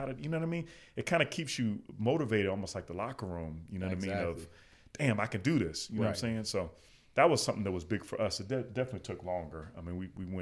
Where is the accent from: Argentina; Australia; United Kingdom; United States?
United States; Chicago, Illinois; now in Las Vegas, United States; I'm originally from Chicago.